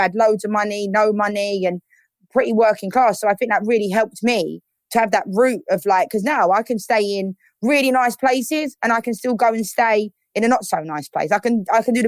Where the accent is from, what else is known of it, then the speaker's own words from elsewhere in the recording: London, United Kingdom; accent: Southeast London; moved away as an adult; now in United States; growing up in Southeast London, I think it's really shaped me as a person in the most amazing way. And that's why I'll always be grateful to be born in Lewisham Hospital.